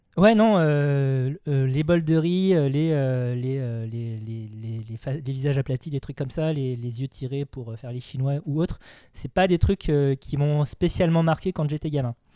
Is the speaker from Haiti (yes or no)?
no; Vendée, Pays de la Loire, France; moved away as an adult; also born or lived in Nantes / Paris; J'ai grandi en Vendée dans une famille vendéenne car j'ai été adopté.